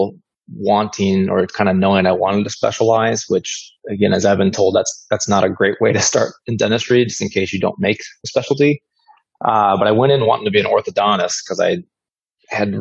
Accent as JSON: {"language": "English", "town": "Iowa City", "region": "Iowa", "country": "United States", "tie": "born or raised there", "moved": "as an adult", "lives_now": "Brandon, United States", "said": "I was born and raised in Iowa City, Iowa."}